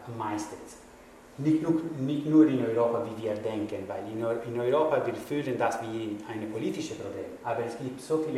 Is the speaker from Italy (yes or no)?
yes; Italy; German is a second language; ich kann auch sagen, ich bin Italiener, dass es gibt auch viele Leute, die in Italien kommen